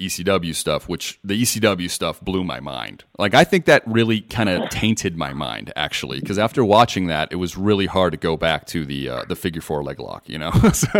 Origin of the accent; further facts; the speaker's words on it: Las Vegas, Nevada, United States; I'm from Vegas, so boxing's a huge thing for us out here.